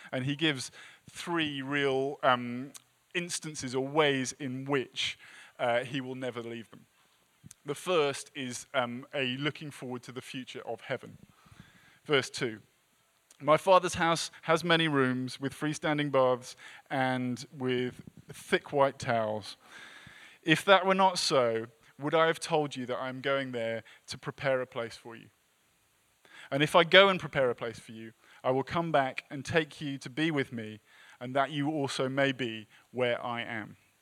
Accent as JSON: {"language": "English", "region": "England", "country": "United Kingdom", "moved": "as an adult", "lives_now": "United States", "said": "as an English person"}